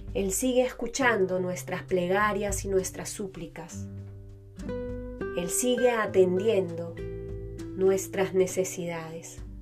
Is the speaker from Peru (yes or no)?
yes; Peru; esta devoción que es parte de nuestra identidad como peruanos